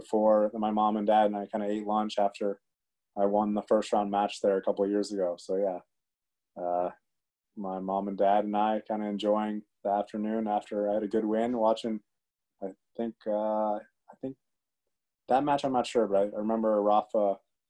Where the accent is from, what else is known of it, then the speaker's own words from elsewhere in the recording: D.C., District of Columbia, United States; also born or lived in Philippines (ancestry); I grew up outside Washington, D.C. when I was really young.